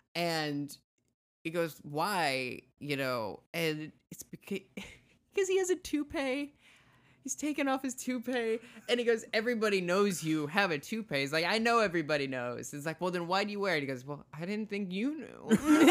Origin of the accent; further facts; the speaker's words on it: South Dakota, United States; I'm from South Dakota